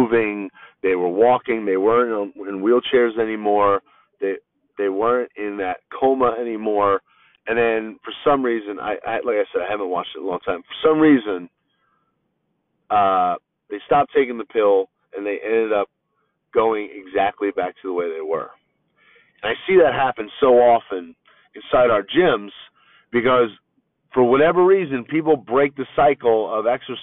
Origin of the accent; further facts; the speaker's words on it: East Coast, United States; now in Southern California, United States; where I'm from on the East Coast